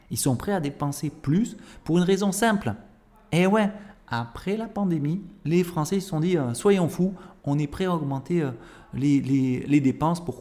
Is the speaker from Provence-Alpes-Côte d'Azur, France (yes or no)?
yes; Avignon, Provence-Alpes-Côte d'Azur, France; born there; moi évidemment, je suis né à Avignon. Avignon, c'est le cœur de la Provence.